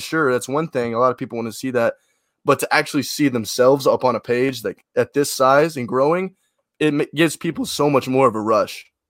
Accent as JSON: {"language": "English", "town": "Memphis", "region": "Tennessee", "country": "United States", "said": "I'm from Memphis. Just, well, you know, Western Tennessee"}